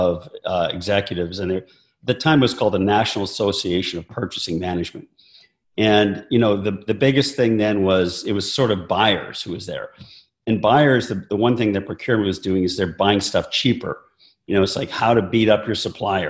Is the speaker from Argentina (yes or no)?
no; Calgary, Alberta, Canada; moved away as an adult; also born or lived in North Carolina / Michigan; I grew up in Calgary, Alberta. I'm Canadian originally.